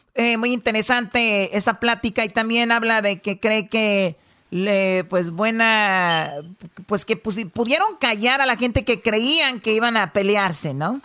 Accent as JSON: {"language": "Spanish", "country": "Mexico", "moved": "yes", "lives_now": "United States", "said": "más mexicanos no vengamos acá"}